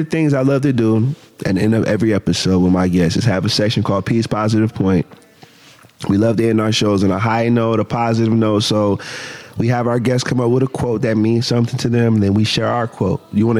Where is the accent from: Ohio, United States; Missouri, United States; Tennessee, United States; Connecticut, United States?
Ohio, United States; Canton; born or raised there